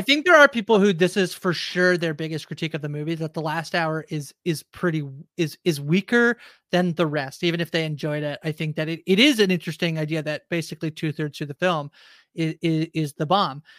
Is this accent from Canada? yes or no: yes; Canada; I'm a Canadian as well